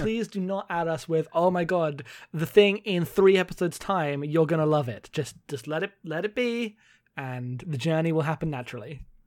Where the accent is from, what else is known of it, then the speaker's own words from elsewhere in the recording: United Kingdom; I am a British non-binary person